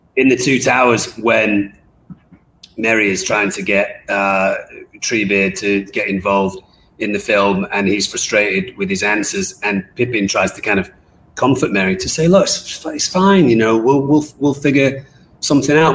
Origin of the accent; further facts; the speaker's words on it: England, United Kingdom; myself being English